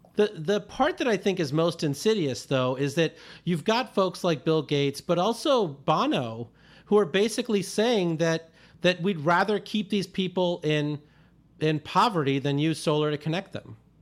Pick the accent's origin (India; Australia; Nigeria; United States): India; I was born in India in one of these towns that didn't have adequate electricity